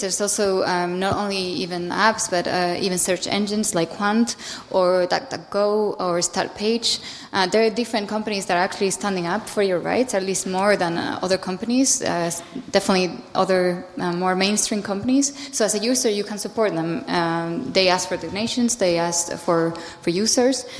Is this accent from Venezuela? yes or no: no; Spain; I'm from Spain